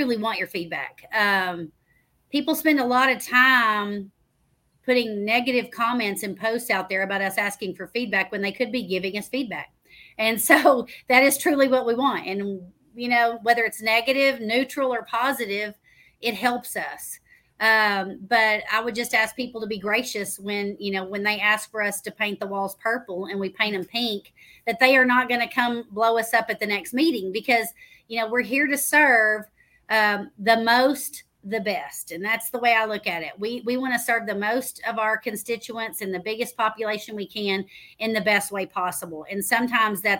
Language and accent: English; Waco, Texas, United States; moved away as an adult; now in Midlothian, United States; my hometown of Waco